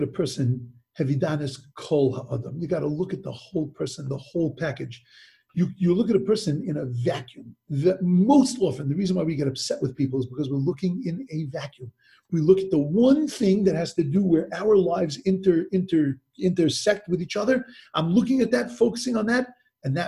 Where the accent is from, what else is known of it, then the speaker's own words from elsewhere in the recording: Long Island, New York, United States; also born or lived in Brooklyn; I grew up in Long Island, and in Long Island, New York, we moved into a new development